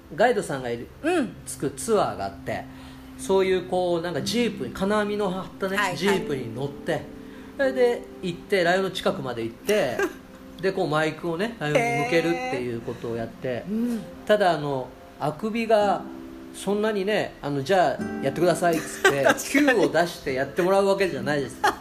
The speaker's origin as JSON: {"language": "Japanese", "town": "Iizuka", "region": "Fukuoka", "country": "Japan", "tie": "born or raised there", "said": "僕が生まれた飯塚の方言なんですよね"}